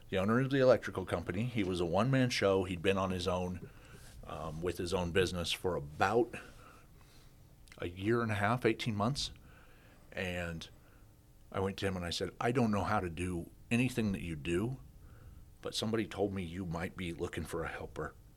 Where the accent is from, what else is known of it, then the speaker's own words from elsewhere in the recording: Kansas, United States; moved away as an adult; also born or lived in Australia / Sioux Falls, South Dakota; I grew up in, I grew up in Kansas